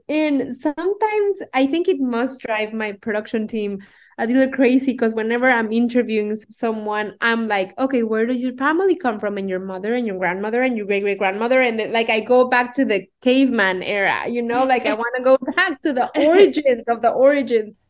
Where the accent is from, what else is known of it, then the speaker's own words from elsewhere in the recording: Mexico City, Mexico; accent: Mexican; English is a second language; moved away as an adult; now in United States; I was born and raised in Mexico City